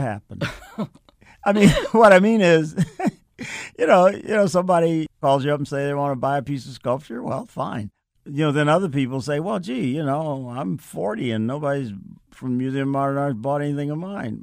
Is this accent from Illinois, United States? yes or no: yes; Chicago, Illinois, United States; Growing up in Chicago, I, uh, was fortunate to have a mother who had a great interest in the arts